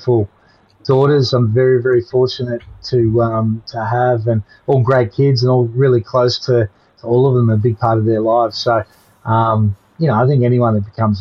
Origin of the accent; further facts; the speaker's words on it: Victoria, Australia; I grew up in Victoria